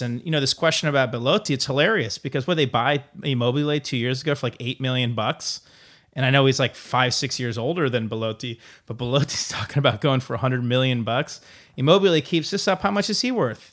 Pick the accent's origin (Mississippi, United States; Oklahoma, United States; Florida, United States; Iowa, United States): Iowa, United States; I'm from Iowa, I'm not from Chicago.